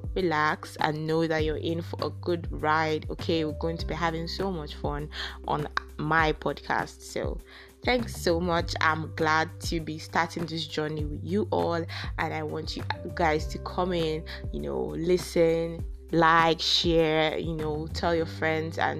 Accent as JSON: {"language": "English", "country": "Nigeria", "said": "I'm a Nigerian currently staying in Nigeria"}